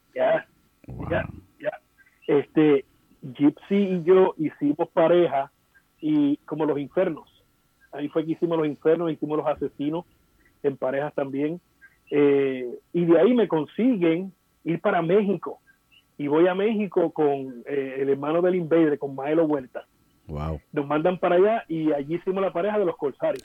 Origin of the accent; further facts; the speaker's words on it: Vega Alta, Puerto Rico; en mi pueblo Vega Alta